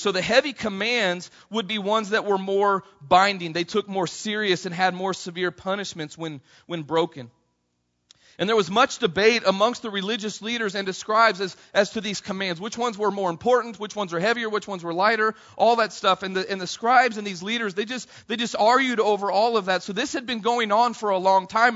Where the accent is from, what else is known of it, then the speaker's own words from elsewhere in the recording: Missouri, United States; I grew up in Missouri